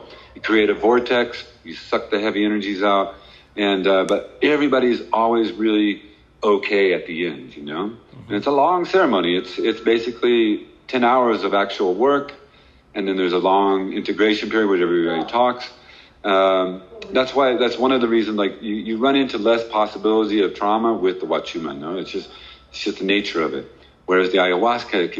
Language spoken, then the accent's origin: English; United States; also born or lived in Oklahoma; I'm from Texas and Oklahoma